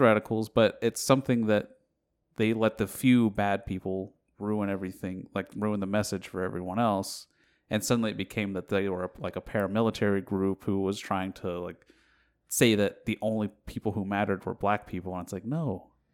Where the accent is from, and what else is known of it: United States